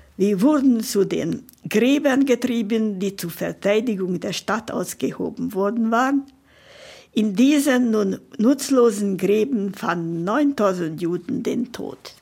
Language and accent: German; Budapest, Hungary; moved away; geboren in Budapest und in Pestazsébet, das ist ein Vorort von Budapest, bin ich aufgewachsen